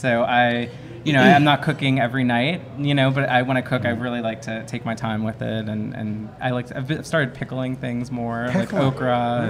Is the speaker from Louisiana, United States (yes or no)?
yes; Plaquemines Parish, Louisiana, United States; I grew up in Plaquemines Parish, a lot of nature